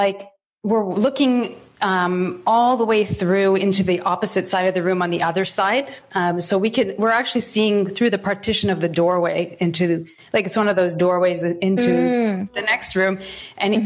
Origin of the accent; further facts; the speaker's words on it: Toronto, Ontario, Canada; I was born in Thornhill and in Toronto, Ontario